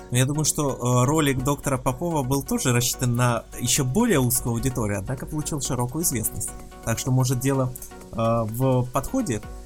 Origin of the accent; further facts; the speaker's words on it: Belarus; ты из Беларуси, в общем-то, как и я